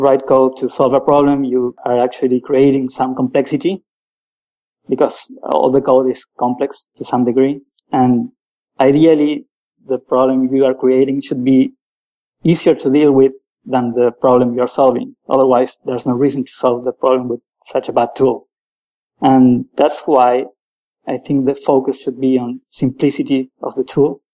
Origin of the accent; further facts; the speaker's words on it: Argentina; also born or lived in Paris, France; now in France; I'm a programmer from Argentina. I'm currently living in the outskirts of Paris.